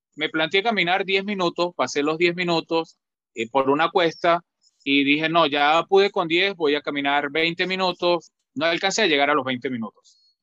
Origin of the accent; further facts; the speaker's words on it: La Grita, Táchira, Venezuela; now in Lima, Peru; yo soy eh, nacido en un pueblo de un pueblo llamado La Grita que pertenece a los Andes de Venezuela